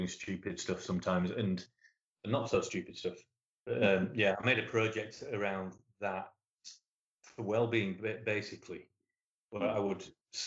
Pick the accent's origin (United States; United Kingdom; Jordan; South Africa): United Kingdom; Leeds, Yorkshire and the Humber; Leeds, which is my hometown